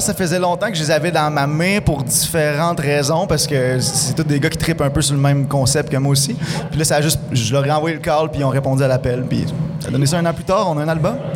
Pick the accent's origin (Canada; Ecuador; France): Canada; Rouyn-Noranda, Quebec; je suis natif de Rwanda, C'est ici que j'ai commencé, dans, le garage à mes parents.